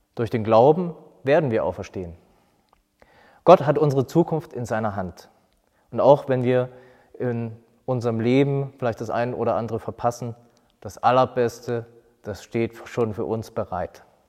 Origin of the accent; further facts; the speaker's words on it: Germany; hier bei uns in Deutschland.